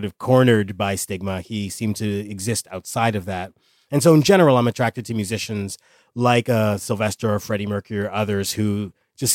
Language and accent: English; Canada; moved away as an adult; also born or lived in New York; I grew up in Canada, moved to New York